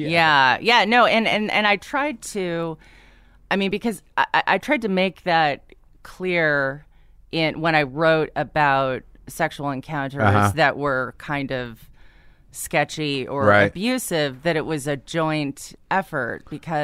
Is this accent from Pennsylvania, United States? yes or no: no; San Diego, California, United States; I grew up in San Diego, yeah.